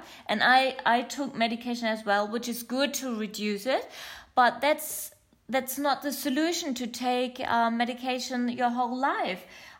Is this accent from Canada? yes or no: no; Germany; accent: German; first language German; English is a second language; also born or lived in Australia; my mother language is German, not English, but I used to live in Australia. Hello to everyone in Australia, to all my listeners there. And, you're pretty, yeah, hear my weird accent. It's quite German, it's a little bit of something else and a little bit of English.